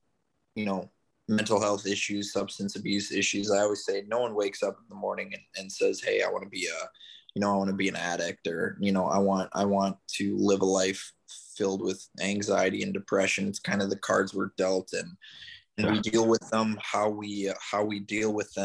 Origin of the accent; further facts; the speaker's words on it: Minneapolis, Minnesota, United States; moved away as an adult; also born or lived in California; now in St. Petersburg, United States; I'm originally from Minneapolis, Minnesota, just relocated down to St. Petersburg, Florida, a little over 6 months ago